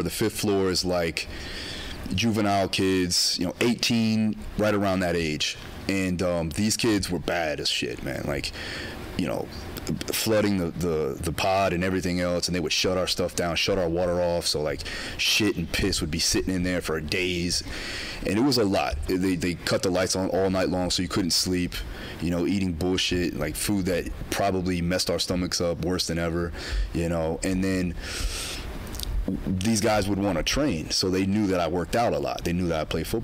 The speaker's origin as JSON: {"language": "English", "region": "South Florida", "country": "United States", "also_born_or_lived": "Alabama", "moved": "as an adult", "said": "When I left Florida and went to Alabama, a culture shock occurred because, like, I'm coming from South Florida where it's very diverse"}